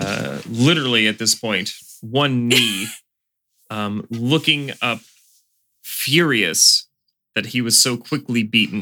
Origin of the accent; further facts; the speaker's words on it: Canada; I'm Canadian.